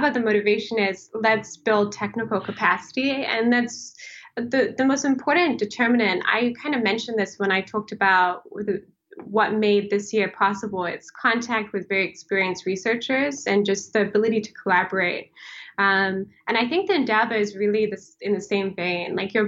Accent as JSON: {"language": "English", "country": "Mozambique", "tie": "born or raised there", "also_born_or_lived": "South Africa / Lesotho / Swaziland / Kenya", "said": "I grew up in Africa, mostly in Southern Africa. So I grew up in Mozambique, South Africa, Lesotho, Swaziland, Kenya."}